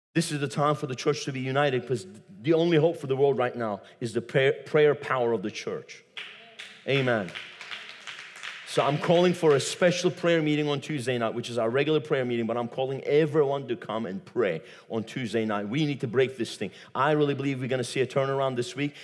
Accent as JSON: {"language": "English", "country": "Turkey", "moved": "yes", "said": "I come from Turkey"}